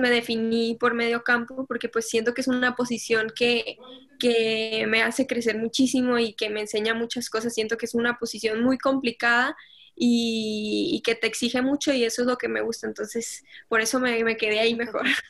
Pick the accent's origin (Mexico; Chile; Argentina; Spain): Mexico; born or raised there; also born or lived in Colombia